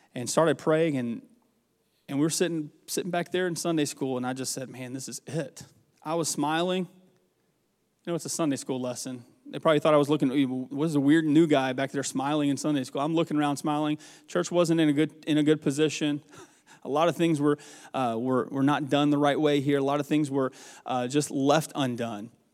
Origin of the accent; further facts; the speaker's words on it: the South, United States; moved away as an adult; also born or lived in Dixie, Mississippi; now in Nebraska, United States; I'm from the South